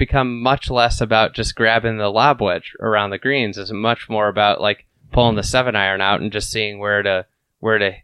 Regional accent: Lake Bluff, Illinois, United States; I grew up in Lake Bluff, so I got to play Shore Acres as a kid.

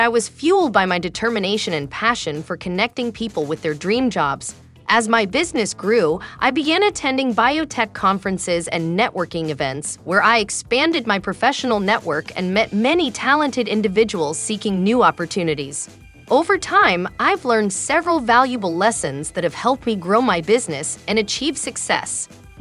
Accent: India; moved away as an adult; now in Southern California, United States; I moved to the US from India

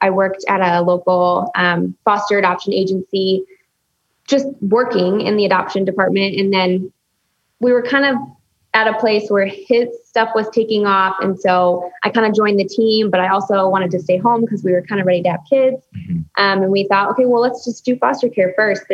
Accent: outside Chicago, the Midwest, Illinois, United States; moved away as an adult; now in California, United States; I grew up in the Midwest, outside Chicago.

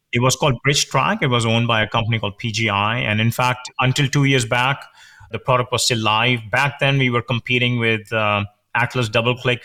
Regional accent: India; moved away as an adult; I grew up in India. I did my major in computer science there

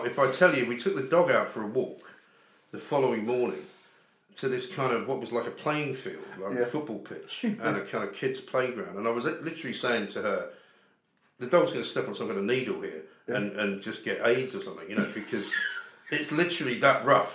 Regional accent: Scotland, United Kingdom; moved away; I'm actually Scottish

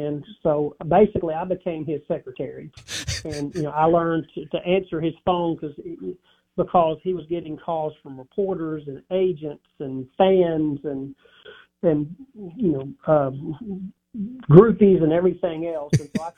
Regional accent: Dyersburg, Tennessee, United States; Dyersburg, Tennessee.

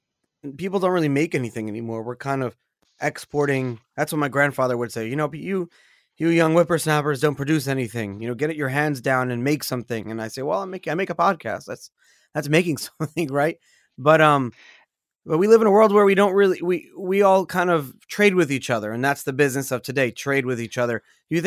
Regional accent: South Africa; But growing up in South Africa, I had read that everything was made in South Africa.

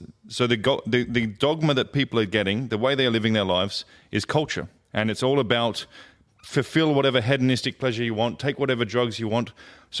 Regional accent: Australia; Probably more Arab than I am Aussie at this point, mate. 15 years in the region.

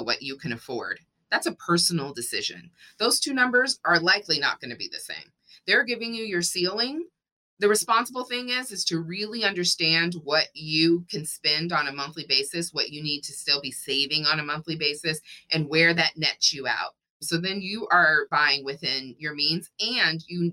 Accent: Texas, United States; moved away; also born or lived in Washington, D.C.; I grew up in Texas

